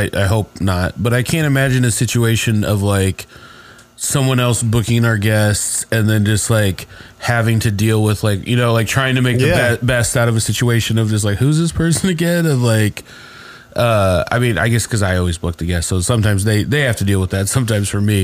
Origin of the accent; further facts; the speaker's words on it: Speedway, Indiana, United States; I grew up in Speedway